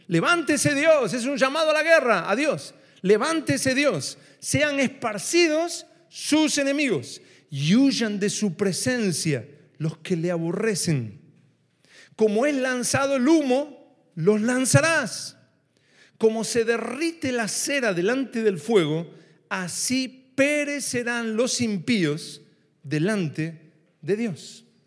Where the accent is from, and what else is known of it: Argentina